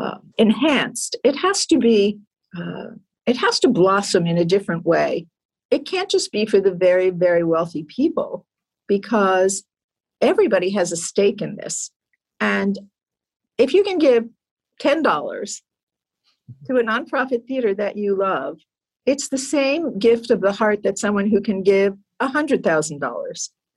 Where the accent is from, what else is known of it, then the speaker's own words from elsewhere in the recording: New Jersey, United States; I grew up in New Jersey